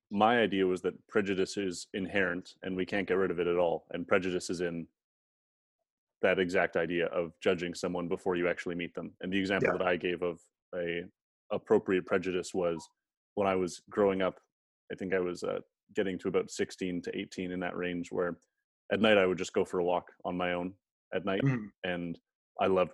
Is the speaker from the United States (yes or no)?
no; Canada; I'm a Canadian. I grew up in Canada.